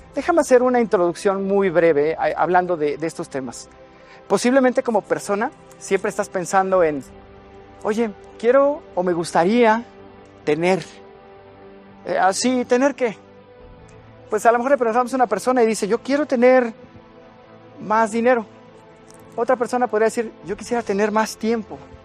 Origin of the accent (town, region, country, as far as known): Mexico